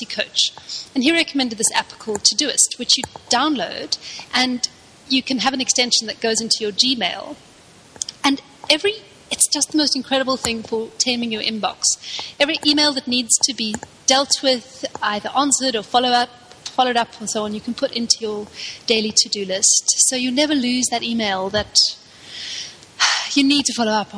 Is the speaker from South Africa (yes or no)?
yes; South Africa; living down here at the bottom of Africa in a country that's got quite a difficult history